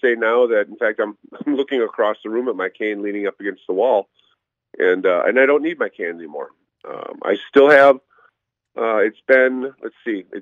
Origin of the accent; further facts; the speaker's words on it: Slinger, Wisconsin, United States; now in Phoenix, United States; I am originally from Slinger